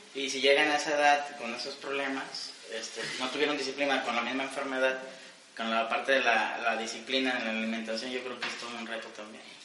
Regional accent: Mexico; tenemos una cultura de machismo aquí en México

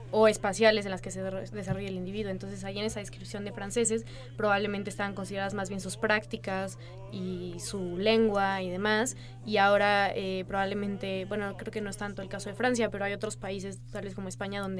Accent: Mexico

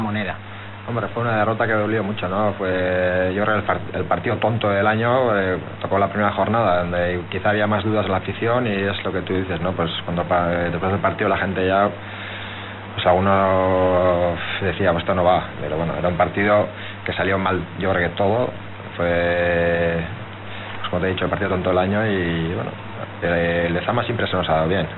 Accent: Eibar, Basque Country, Spain; yo soy de Leibar

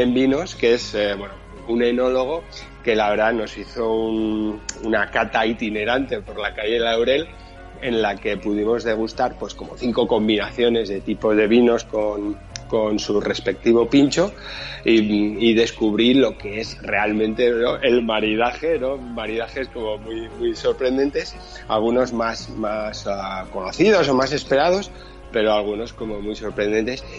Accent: Pamplona, Navarre, Spain; yo soy de Pamplona, La Rioja la tenemos aquí al lado

